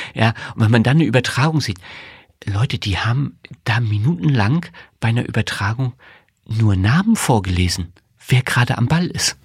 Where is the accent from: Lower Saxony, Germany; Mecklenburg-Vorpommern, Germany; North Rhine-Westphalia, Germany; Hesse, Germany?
Mecklenburg-Vorpommern, Germany; Greifswald; moved away as an adult; also born or lived in Rostock / Berlin; now in Dresden, Germany; Ich bin in Greifswald aufgewachsen